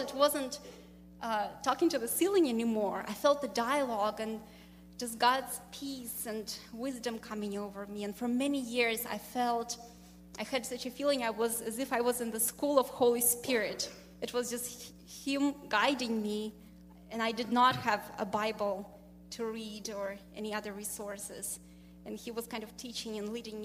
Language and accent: English; Russia; moved away as an adult; I'm from Russia, and uh, interestingly, I grew up in a country, I was born in a country that doesn't exist anymore, Soviet Union.